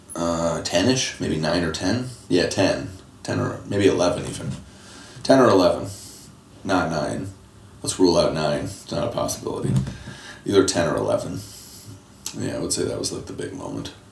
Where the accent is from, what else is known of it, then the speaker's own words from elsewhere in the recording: Temple, Texas, United States; now in Detroit, United States; I was born in Temple, Texas, outside of Austin